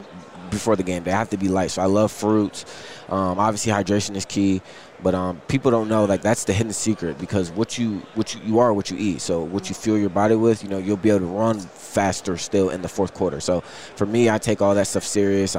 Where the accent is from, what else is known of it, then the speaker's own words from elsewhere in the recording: Akron, Ohio, United States; also born or lived in Cuyahoga Falls; I went to CVCA, so I'm actually from Akron.